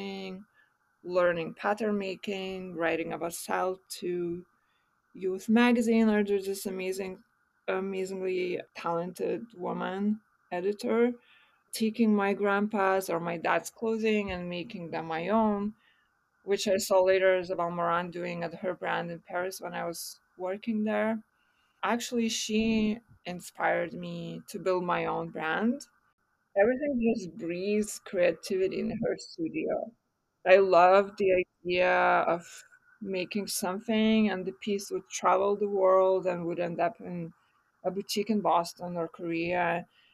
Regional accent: Vilnius, Vilnius County, Lithuania; I was born in Vilnius, Lithuania.

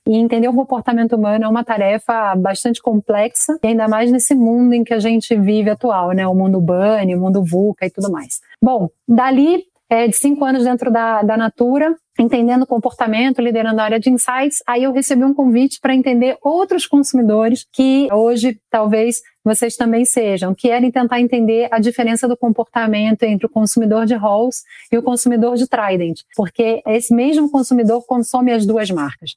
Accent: Rio de Janeiro, Brazil; moved away as an adult; now in São Paulo, Brazil; sou carioca, em primeiro lugar, mas moro aqui em São Paulo já há uns 19 anos

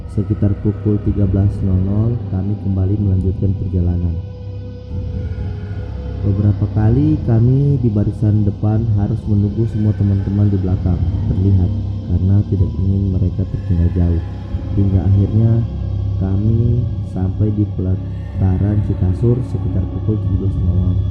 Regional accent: Palu, Central Sulawesi, Indonesia; Perkenalkan … uh, saya berasal dari Palu.

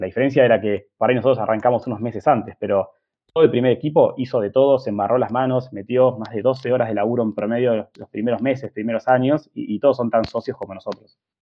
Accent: Argentina; somos argentinos

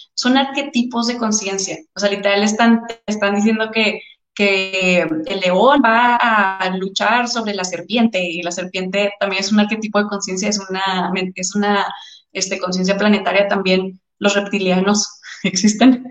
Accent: Torreón, Coahuila, Mexico; moved away as an adult; also born or lived in Houston; yo soy de Torreón, ¿no? Entonces, cuando me fui a estudiar a la universidad, me fui a Houston.

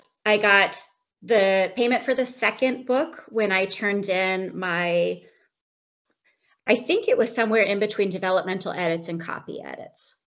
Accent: United States; moved away as an adult; now in Canada; I'm an American expat living in Canada.

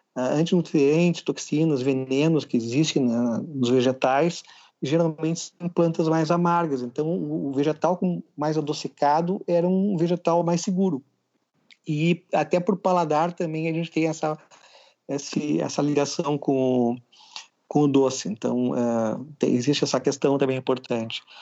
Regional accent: Rio Grande do Sul, Brazil; eu sou gaúcho

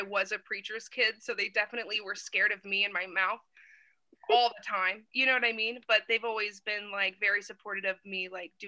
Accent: Fort Worth, Texas, United States; I grew up outside of Fort Worth, Texas, kind of country Texas

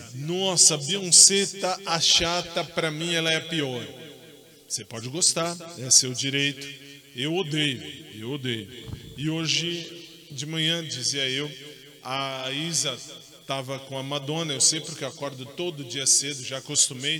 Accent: Brazil; eu estou no Brasil, eu sou brasileiro

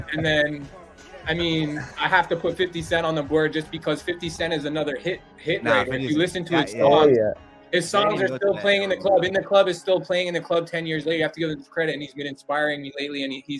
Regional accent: Toronto, Ontario, Canada; I'm from Toronto

